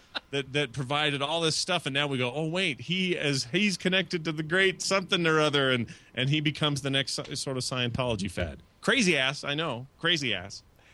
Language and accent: English; United States; I don't know what prime ministers do in Canada because I'm an American.